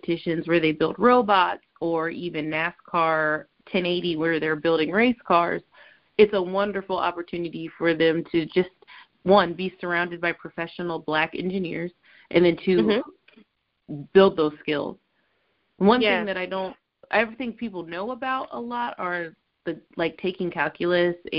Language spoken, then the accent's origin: English; Ohio, United States; I grew up in Ohio, but not from Cincinnati.